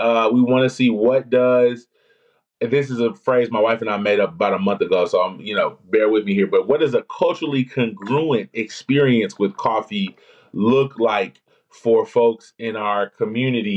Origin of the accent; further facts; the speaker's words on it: Memphis, Tennessee, United States; I'm from Memphis, Tennessee